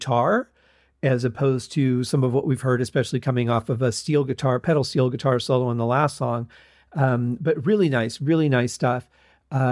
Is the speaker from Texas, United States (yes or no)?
no; Michigan, United States; moved away; also born or lived in the desert; growing up in Michigan, we had lots of clouds and things that you could look at. As opposed to now living in the desert